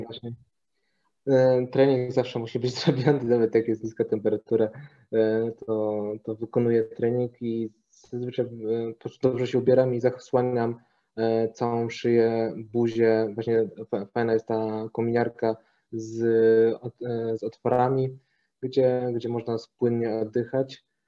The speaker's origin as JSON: {"language": "Polish", "town": "Toruń", "region": "Kuyavian-Pomeranian Voivodeship", "country": "Poland", "also_born_or_lived": "Ostrowiec", "moved": "as an adult", "lives_now": "Poznań, Poland", "said": "w sumie to urodziłem się w Ostrowcu, pochodzę z Torunia, a obecnie mieszkam w Poznaniu od dobrych paru lat"}